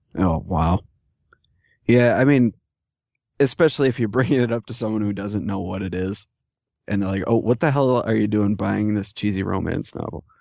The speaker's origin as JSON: {"language": "English", "region": "New York", "country": "United States", "said": "I've even been raised on by people from other parts of New York for the way I talk"}